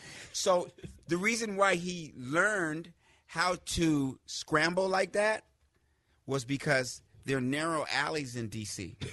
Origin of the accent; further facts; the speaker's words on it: Washington, District of Columbia, United States; also born or lived in Greenville, Mississippi / Laramie, Wyoming / Casper, Wyoming / Fort Collins, Colorado; I'm from Washington, D.C.